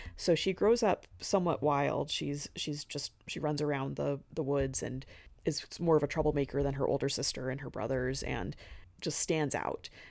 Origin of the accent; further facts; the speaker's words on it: the American West, United States; I'm from the West